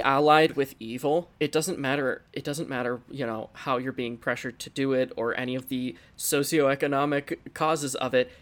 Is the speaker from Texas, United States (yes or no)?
no; Pennsylvania, United States; we're all from Pennsylvania.